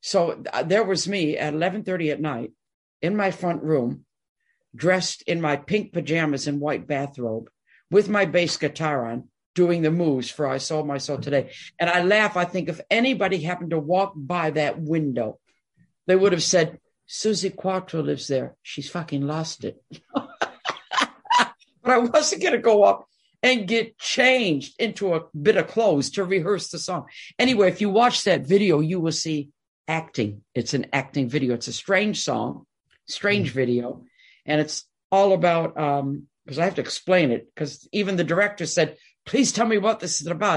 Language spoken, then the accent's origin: English; Detroit, Michigan, United States; I'm born and raised in Detroit